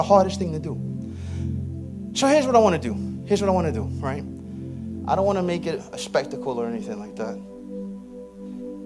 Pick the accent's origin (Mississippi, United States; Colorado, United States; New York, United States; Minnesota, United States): New York, United States; New York City; I'm from Southeast Queens.